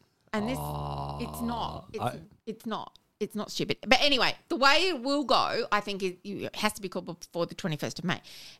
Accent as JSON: {"language": "English", "region": "South Australia", "country": "Australia", "said": "it is where I come from."}